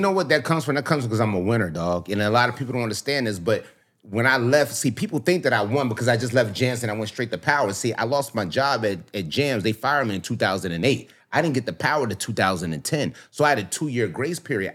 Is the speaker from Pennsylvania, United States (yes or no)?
yes; Philadelphia, Pennsylvania, United States; also born or lived in South Florida; now in Miami, United States; I grew up in Philly, born and raised